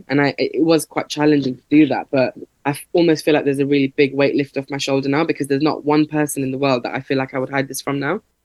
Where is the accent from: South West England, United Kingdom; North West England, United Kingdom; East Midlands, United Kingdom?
East Midlands, United Kingdom; Leicester; I grew up in Leicester, um, and there's a big South Asian population here